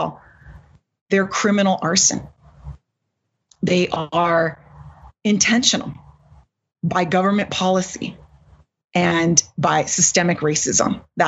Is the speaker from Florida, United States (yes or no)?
no; California, United States; my home state of California